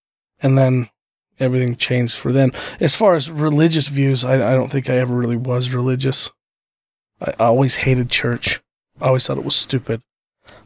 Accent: Wallsburg, Utah, United States; also born or lived in Vernal, Utah; I was born in Vernal

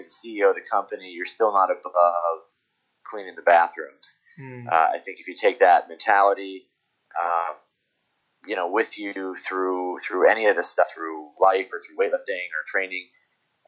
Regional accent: United States; also born or lived in California; I'm an American weightlifting coach based out of California

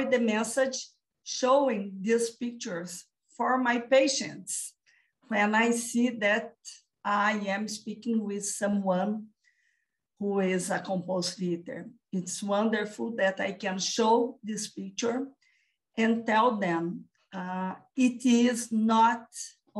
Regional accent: Brazil; I live and I am from Brazil.

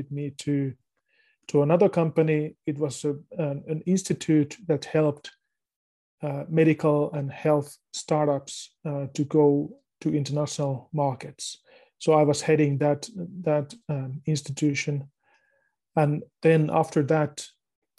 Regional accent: Finland; I live in Finland. I was born here in Finland

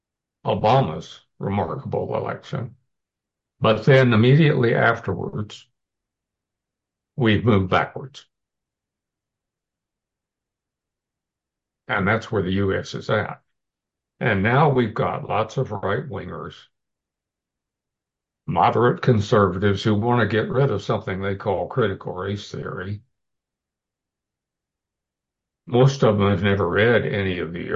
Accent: Houston, Texas, United States; I grew up in the Deep South, in Houston, under Jim Crow

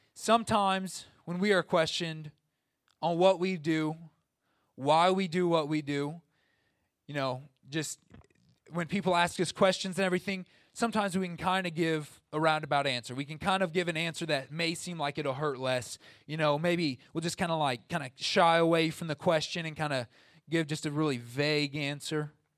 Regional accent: Southern Illinois, United States; I'm from Southern Illinois

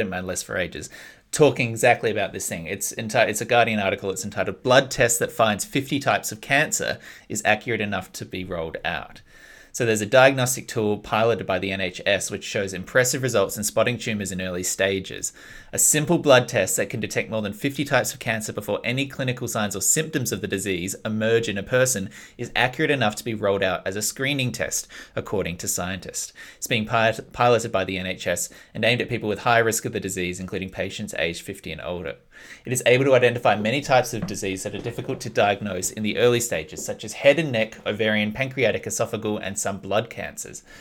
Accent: Australia; moved away as an adult; now in New Zealand; I'm Australian

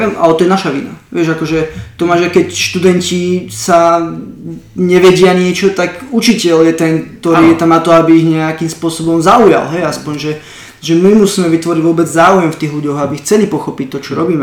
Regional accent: Slovakia; moved away; also born or lived in Ireland

